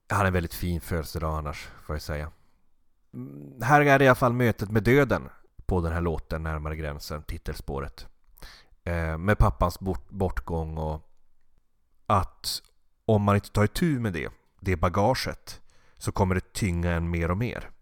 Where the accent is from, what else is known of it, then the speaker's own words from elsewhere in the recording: Norrbotten County, Sweden; jag är från Norrbotten